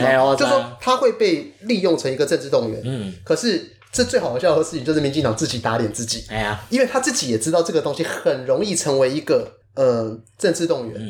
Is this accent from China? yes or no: no; Taiwan; 我们台湾人身体很脆弱